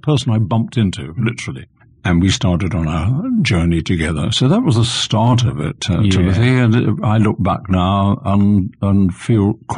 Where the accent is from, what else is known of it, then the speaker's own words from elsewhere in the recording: London, United Kingdom; accent: Cockney; also born or lived in Salisbury, Wiltshire; I was born in the East End of London. That makes me a true Cockney.